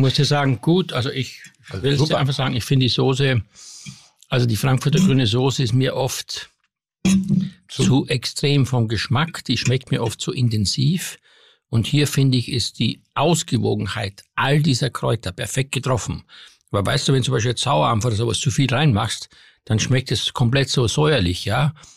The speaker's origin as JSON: {"language": "German", "region": "Styria", "country": "Austria", "moved": "yes", "said": "Ich komme aus der Steiermark"}